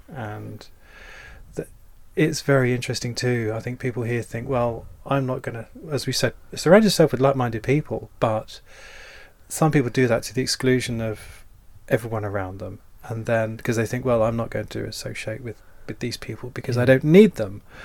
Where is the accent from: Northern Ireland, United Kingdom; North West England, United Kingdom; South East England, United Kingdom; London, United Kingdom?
South East England, United Kingdom; Dover; I'm from Dover in Kent